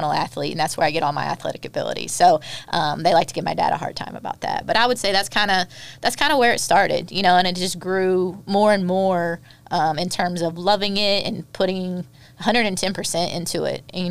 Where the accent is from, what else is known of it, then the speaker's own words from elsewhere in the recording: Indiana, United States; growing up in Indiana, you know, you do one of two things. You either farm or you play basketball.